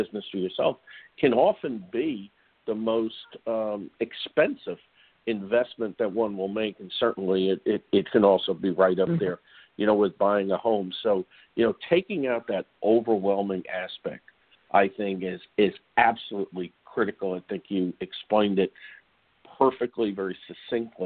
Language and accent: English; New York, United States; my days growing up in New York